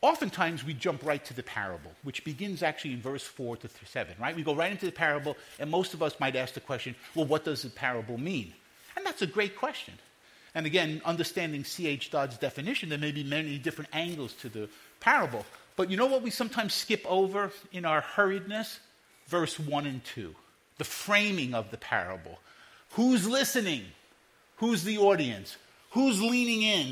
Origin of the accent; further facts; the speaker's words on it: New York City, New York, United States; I grew up in Brooklyn and Queens